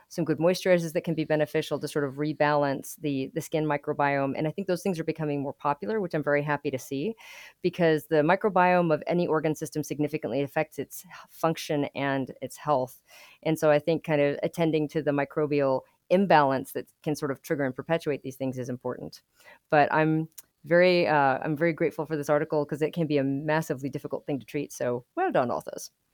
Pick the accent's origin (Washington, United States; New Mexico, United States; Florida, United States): New Mexico, United States; Albuquerque; now in Lubbock, United States; I grew up in Albuquerque, New Mexico